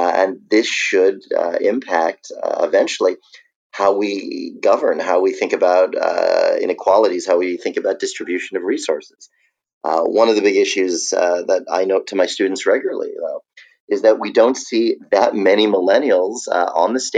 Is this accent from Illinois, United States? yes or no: no; New York, United States; now in Virginia, United States; I'm a New Yorker, and New York was hit very, very hard. I am now in Virginia.